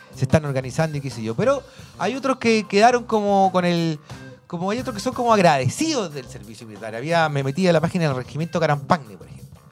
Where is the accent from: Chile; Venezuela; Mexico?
Chile